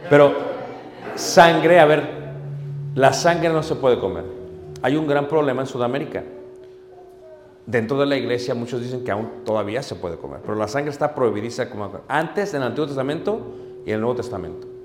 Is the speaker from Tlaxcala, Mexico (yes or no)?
no; Mexico City, Mexico; Yo vengo de Ciudad de México. Pero allá comíamos cuando yo era niño